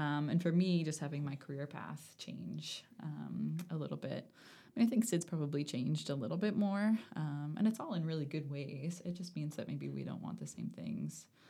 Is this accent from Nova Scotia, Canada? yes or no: yes; Bedford, Nova Scotia, Canada; also born or lived in Charlottetown, Prince Edward Island / Cold Lake, Alberta; I lived in Bedford for my whole childhood, and then I went away for one year and then, um, came back to Nova Scotia